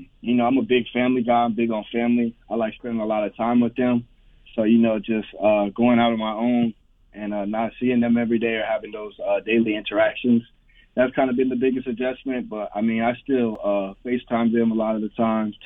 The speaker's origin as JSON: {"language": "English", "region": "Florida", "country": "United States", "tie": "born or raised there", "said": "I'm from Florida. I've been from Florida all my life, and I've lived here all my life"}